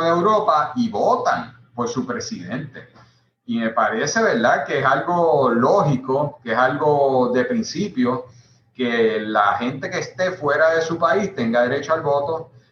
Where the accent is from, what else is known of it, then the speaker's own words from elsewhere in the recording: Puerto Rico; somos una nación puertorriqueña que, sobre todo por la situación política, por ser colonia, muchos de los puertorriqueños han tenido que irse de nuestra patria